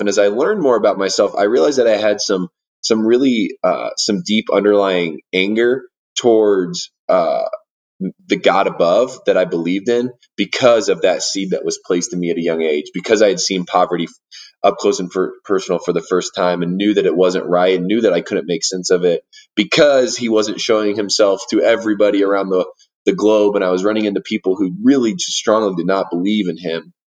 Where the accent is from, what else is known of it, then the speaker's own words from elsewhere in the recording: Warsaw, Indiana, United States; moved away as an adult; now in Denver, United States; I grew up in Indiana, and uh, I grew up in a town called Warsaw, Indiana